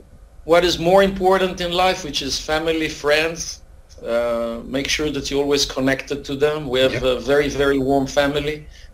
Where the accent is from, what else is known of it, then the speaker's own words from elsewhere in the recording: Israel; moved away as an adult; also born or lived in Tempe, Arizona, United States / Brookline, Massachusetts, United States; I grew up in Tel Aviv, not Tel Aviv, but in Israel until I was like almost 30 years old. This is when I moved to the U.S. actually for almost 5 years.